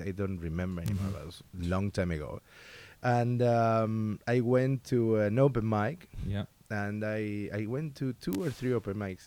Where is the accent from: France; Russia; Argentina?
Argentina; English is a second language; moved away as an adult; also born or lived in Brussels, Belgium; now in Oslo, Norway; I'm coming from Argentina